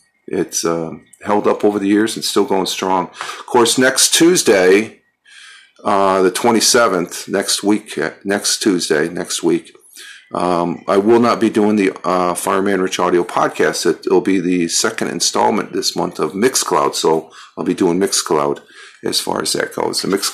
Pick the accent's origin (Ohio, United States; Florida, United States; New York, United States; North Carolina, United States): New York, United States; upstate; also born or lived in Minnesota; I was born in Minnesota. I grew up here. The family moved out here from Minnesota back when I was 5 years old. So, but I grew up here, so I consider myself a New Yorker, sort of an immigrant into New York.